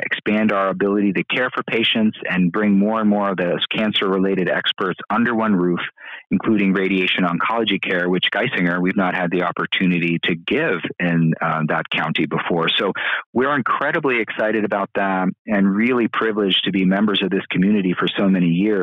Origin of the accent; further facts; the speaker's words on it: Bloomsburg, Pennsylvania, United States; I grew up in central Pennsylvania, I grew up in Bloomsburg